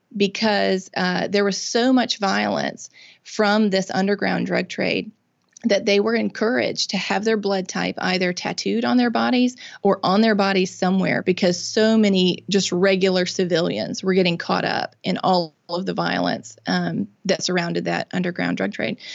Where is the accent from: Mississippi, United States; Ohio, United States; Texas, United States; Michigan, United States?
Mississippi, United States; I'm born and raised in Mississippi. I've lived here my whole life.